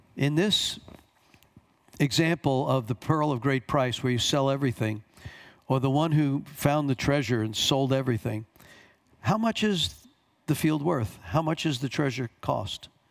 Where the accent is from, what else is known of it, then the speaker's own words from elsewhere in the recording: Long Island, New York, United States; also born or lived in Bronx, New York; I was born here, grew up on Long Island, but I went to school for four years in the Bronx